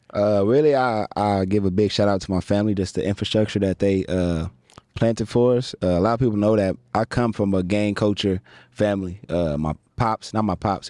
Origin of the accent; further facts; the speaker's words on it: Pasadena, California, United States; also born or lived in San Fernando Valley / Westlake Village / Calabasas; I grew up in Pasadena, and then I transitioned to the Valley area